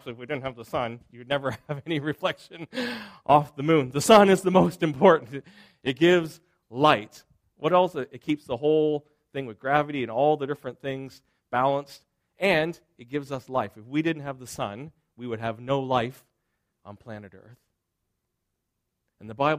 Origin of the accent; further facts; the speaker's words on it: Springhill, Nova Scotia, Canada; I grew up in Nova Scotia, and I was born in Spring Hill, Nova Scotia